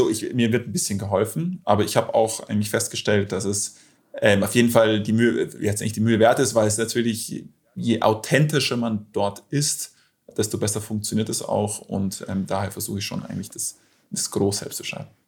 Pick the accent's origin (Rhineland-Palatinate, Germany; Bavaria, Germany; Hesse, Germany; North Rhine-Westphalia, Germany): Bavaria, Germany; Munich; ansonsten klar, FC Bayern, da wo ich herkomme.